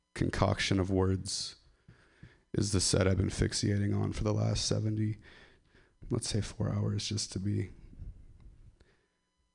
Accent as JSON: {"language": "English", "town": "Ripon", "region": "California", "country": "United States", "said": "I'm from Ripon"}